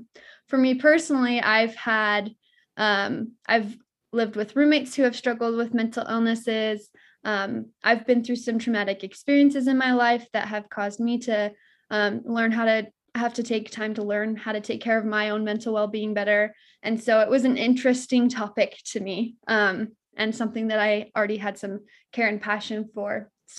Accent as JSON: {"language": "English", "town": "American Fork", "region": "Utah", "country": "United States", "tie": "born or raised there", "said": "So like you mentioned, I grew up in American Fork, lovely area. I grew up next to Heidi."}